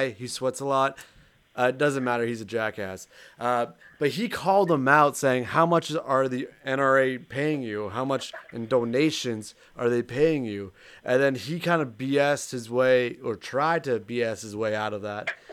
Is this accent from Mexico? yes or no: no; Canada; for me as a Canadian